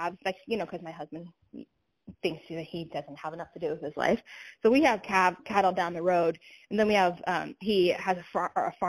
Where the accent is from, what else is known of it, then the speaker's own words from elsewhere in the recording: Lakewood, Colorado, United States; now in Nebraska, United States; I grew up in Lakewood, Colorado, which is, like, in the foothills, you know, of the mountains